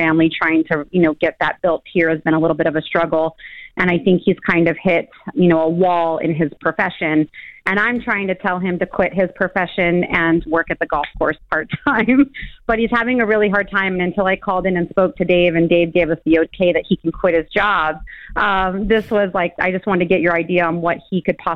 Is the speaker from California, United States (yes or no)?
yes; California, United States; moved away as an adult; now in Tennessee, United States; My husband and I were born and raised in California.